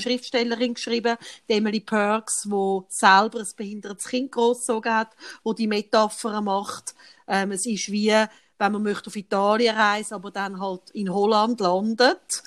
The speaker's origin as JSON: {"language": "German", "country": "Switzerland", "said": "bei uns in der Schweiz"}